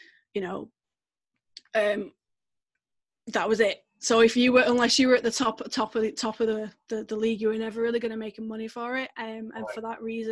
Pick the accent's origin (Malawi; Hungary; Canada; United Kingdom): United Kingdom; Manchester, North West England; I'm from Manchester, we had the Commonwealth Games here in Manchester